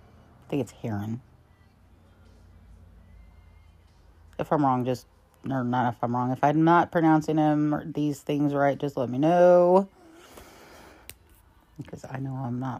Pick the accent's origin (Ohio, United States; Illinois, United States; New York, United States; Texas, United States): Ohio, United States; my home state of Ohio